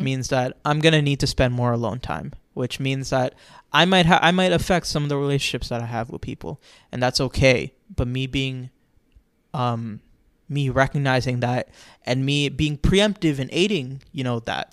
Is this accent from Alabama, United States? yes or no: no; Florida, United States; I'm from Florida, it's always hot outside